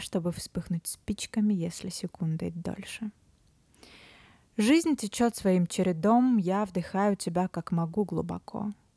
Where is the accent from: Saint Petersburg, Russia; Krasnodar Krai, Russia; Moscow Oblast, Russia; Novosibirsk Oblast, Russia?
Novosibirsk Oblast, Russia; Novosibirsk; also born or lived in Moscow; now in Sochi, Russia; период карантина, самоизоляции я провела в родном городе Новосибирске с весны